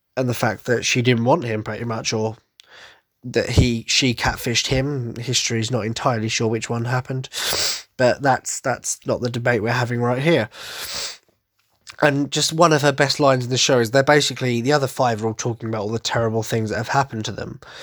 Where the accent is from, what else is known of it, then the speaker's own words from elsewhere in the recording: Essex, East of England, United Kingdom; accent: Cockney twang; I'm from Essex, so I suppose the Cockney twang is very much apparent